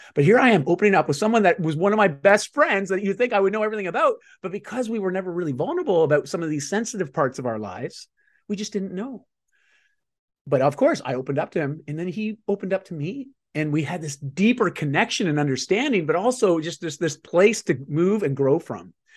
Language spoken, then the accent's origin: English; Canada; I'm just Canadian